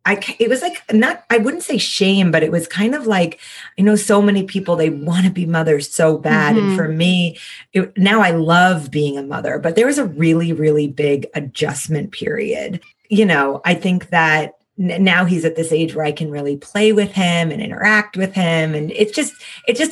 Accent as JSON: {"language": "English", "country": "United States", "moved": "as an adult", "lives_now": "Austin, United States", "said": "I'm from New York originally, but Austin's been home for about 10 years now"}